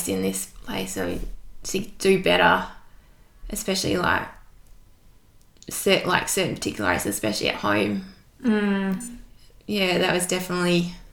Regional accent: Hobart, Tasmania, Australia; I grew up in Hobart, born and bred.

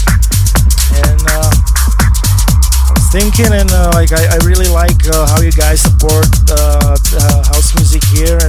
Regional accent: Slovakia; English is a second language; moved away as an adult; now in Ibiza, Spain; I was raised and born in Slovakia. Basically, I'm based in Ibiza for last 4 years

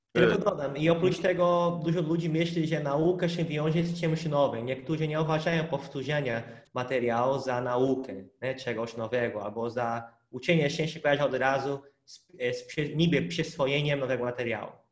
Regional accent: Hungary; Polish is a second language; now in Poland; u nas na Węgrzech

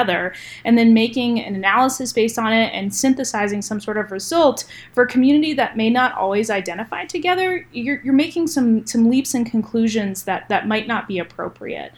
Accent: New Hampshire, United States; moved away as an adult; also born or lived in North Carolina; I grew up in New Hampshire, which is a very predominantly white state

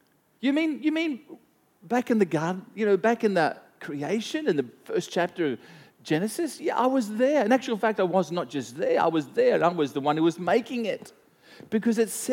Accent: Gympie, Queensland, Australia; also born or lived in Gladstone, Queensland; I was born in Gympie. I grew up on a little farm outside of Gympie till about the age of 5. I moved into Gympie, went to school. At the age of 13, or age of 10, I moved to Gladstone

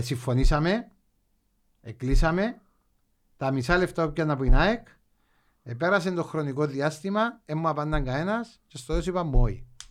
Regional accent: Agios Nikolaos, Limassol District, Cyprus; γεννήθηκα στον Άι Νικόλα

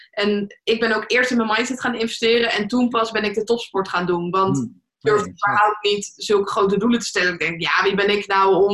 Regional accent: Leiden, South Holland, Netherlands; Ik kom zelf uit Leiden

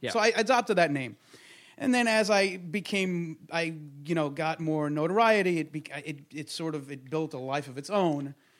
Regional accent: Monsey, New York, United States; I grew up in Muncie, which is sort of upstate-ish from New York City, about, yeah. I don't know, what, 15, 20 miles up north. Very right-wing, ultra-Orthodox, Hasidic.

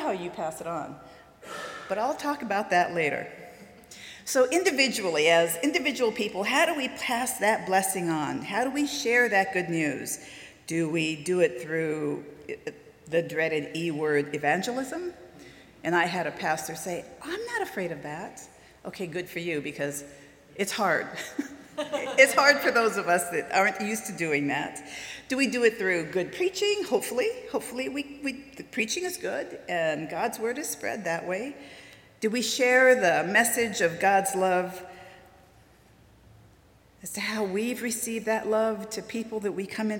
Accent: Southern California, United States; moved away as an adult; also born or lived in Wisconsin; now in Oklahoma, United States; I'm from Southern California

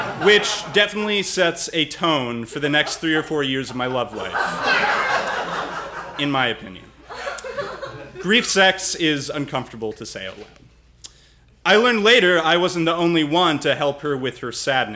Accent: Vermont, United States; I'm from Vermont

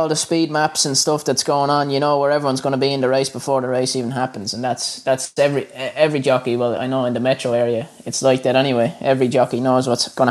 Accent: Ireland; moved away as an adult; now in Australia; I grew up in Ireland

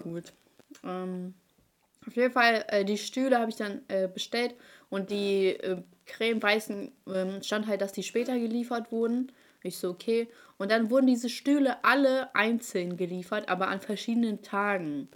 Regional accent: Hanover, Lower Saxony, Germany; Ich so, aus Hannover

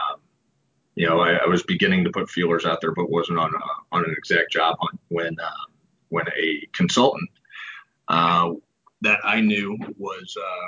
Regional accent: St. Louis, Missouri, United States; Born and raised in St. Louis

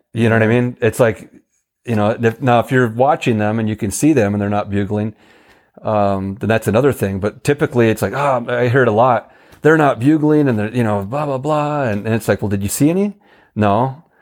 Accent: Oregon, United States; now in New Mexico, United States; I'm from Oregon

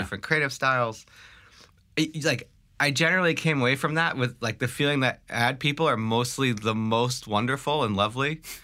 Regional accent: Long Island, New York, United States; also born or lived in Staten Island / Brooklyn; I grew up, uh, from Brooklyn, from Staten Island to Brooklyn to Long Island.

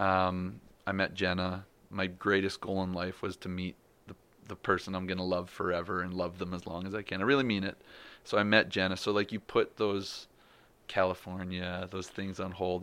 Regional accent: Canada; I'm a Canadian pro.

